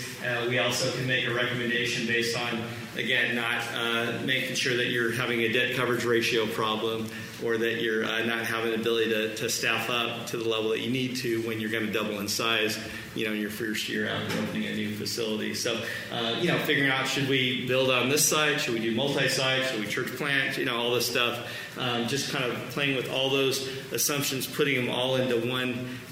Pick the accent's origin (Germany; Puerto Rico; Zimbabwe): Germany; also born or lived in Vietnam; I was born in Vietnam. I remember bombs going off. Grew up in Germany, kind of military brat.